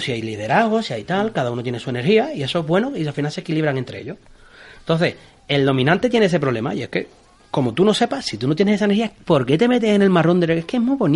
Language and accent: Spanish; Cádiz, Andalusia, Spain; fíjate, yo soy de Cádiz, en Cádiz es una ciudad igual.